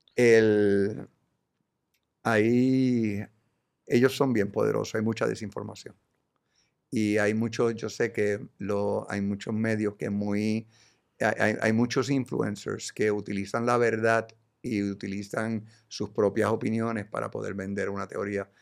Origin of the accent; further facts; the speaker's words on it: Puerto Rico; Yo como boricua